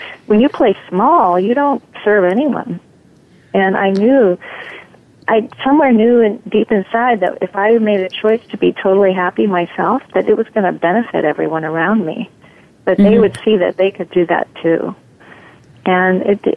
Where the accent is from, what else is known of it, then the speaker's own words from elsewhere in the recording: Maine, United States; moved away; also born or lived in New York / Wisconsin; I'm from Maine originally